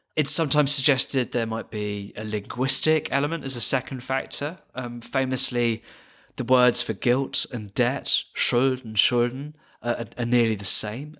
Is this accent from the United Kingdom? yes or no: yes; United Kingdom; as a British person